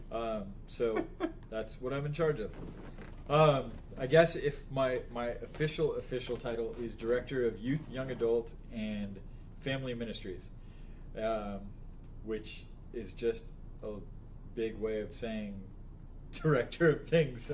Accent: Las Vegas, Nevada, United States; I grew up in Las Vegas, Nevada

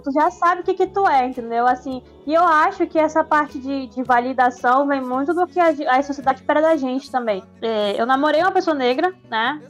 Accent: Manaus, Amazonas, Brazil; eu sou manauara, eu sou brasileira, eu sou latina

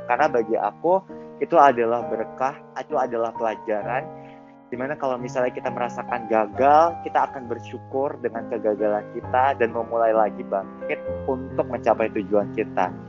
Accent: Medan, North Sumatra, Indonesia; moved away as an adult; now in Jakarta, Indonesia; Aku berasal dari Medan anyway.

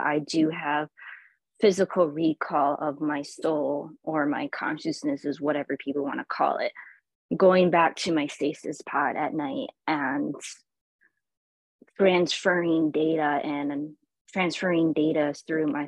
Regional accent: Michigan, United States; I am from the United States, originally from the state of Michigan

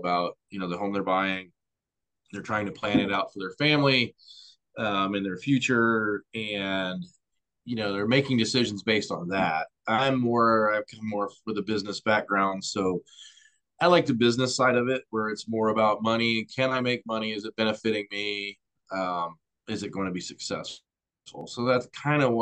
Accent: Missouri, United States; moved away as an adult; also born or lived in Florida; I grew up in Missouri, moved away. I joined the Coast Guard out of high school

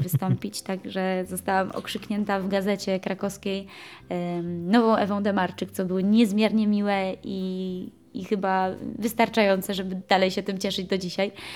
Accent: Zakopane, Lesser Poland, Poland; ja jestem przede wszystkim góralką

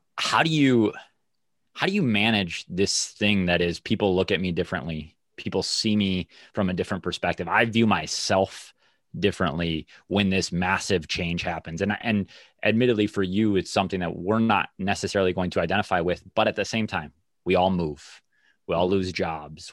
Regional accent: Minnesota, United States; being a Minnesotan

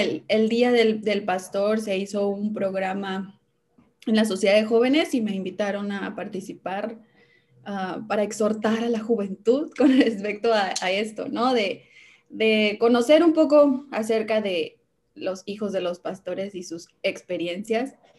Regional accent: Veracruz, Mexico; also born or lived in Hidalgo; siempre digo que soy de Veracruz porque la mayor parte de mi vida he vivido en el estado de Veracruz, pero nací en Hidalgo

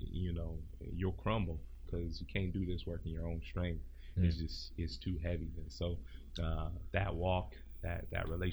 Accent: Joliet, Illinois, United States; moved away as an adult; now in Sacramento, United States; I'm originally from the Chicagoland area, a small town called Joliet.

